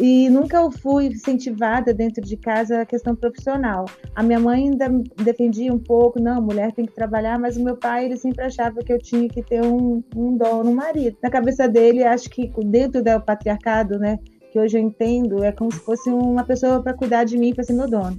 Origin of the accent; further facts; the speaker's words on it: Rio de Janeiro, Brazil; moved away as an adult; now in Minas Gerais, Brazil; Eu sou do Rio de Janeiro e estava como defensora em Minas